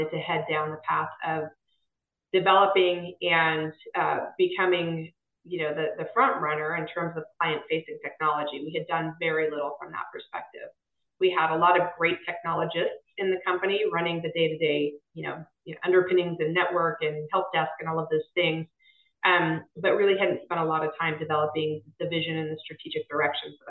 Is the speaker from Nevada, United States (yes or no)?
yes; Las Vegas, Nevada, United States; moved away as an adult; also born or lived in Boston / San Diego; now in North Carolina, United States; I'm actually second generation, born and raised